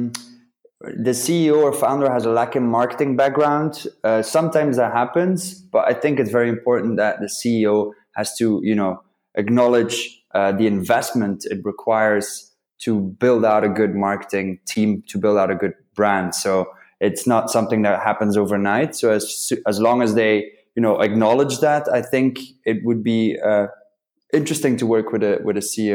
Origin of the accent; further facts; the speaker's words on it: Belgium; also born or lived in London; I'm from Belgium.